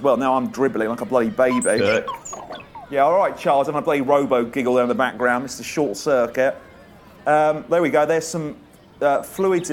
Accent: West Sussex, South East England, United Kingdom; I'm white. I come from West Sussex

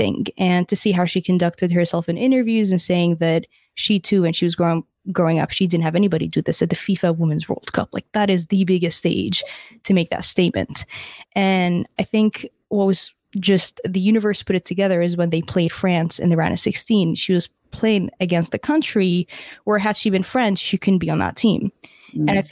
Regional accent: Dubai, United Arab Emirates; now in Canada; I was born and raised in Dubai, so I didn't actually grow up in Canada

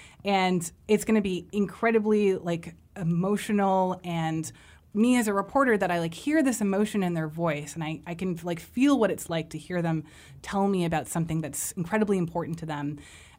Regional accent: Miami, Florida, United States; born or raised there

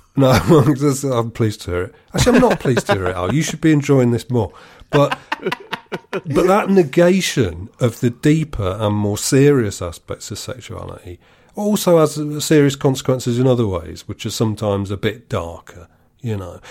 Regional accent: United Kingdom; I'm British.

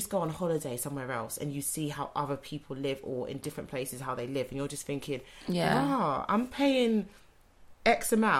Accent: London, United Kingdom; I'm a Londoner.

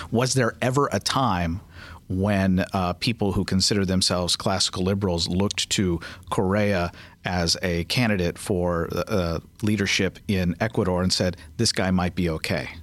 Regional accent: Kentucky, United States; I'm from Kentucky, and I know people who work in agriculture

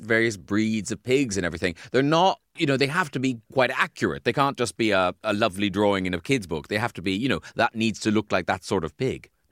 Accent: Ireland; moved away; when I was a kid growing up in Ireland

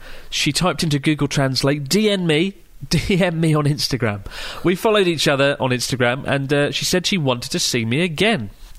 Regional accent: Melbourne, Victoria, Australia; I'm from Melbourne, and I like annoying words.

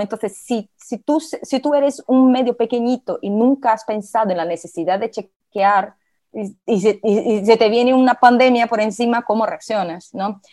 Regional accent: Brazil; accent: portuñol; Spanish is a second language; soy brasileña, tengo un poquito de portuñol, a veces me sale alguna palabrita que otra en portugués.

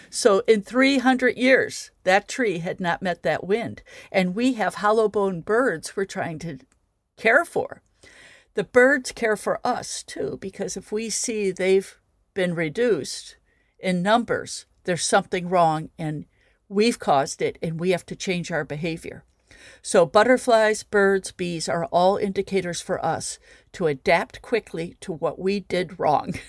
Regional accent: Midwest, United States; now in Chicago, United States; I'm speaking from as a Midwesterner

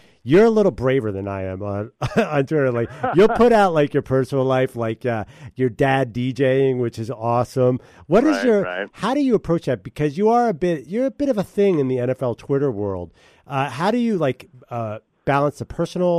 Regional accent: Philadelphia, Pennsylvania, United States; I'm from Philadelphia.

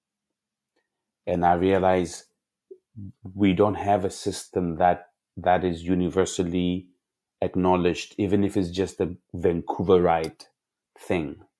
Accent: South Africa; I grew up in South Africa

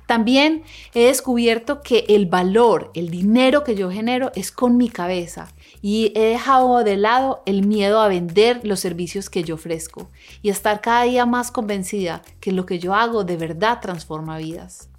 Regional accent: Colombia; now in Los Angeles, United States; Yo crecí en una familia en Colombia y ahora vivo en una ciudad que se llama Los Ángeles

